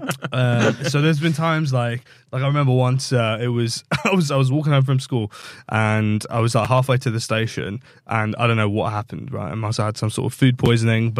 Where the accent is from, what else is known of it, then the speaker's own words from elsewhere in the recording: London, United Kingdom; I grew up between Wembley and Ealing.